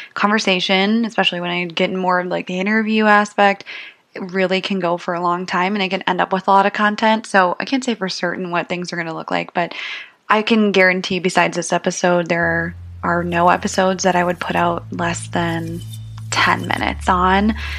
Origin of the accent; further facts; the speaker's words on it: St. Paul, Minnesota, United States; also born or lived in Mankato, Minnesota; I'm from the Twin Cities. I've always lived in the suburbs, uh, mostly the northern suburbs of St. Paul.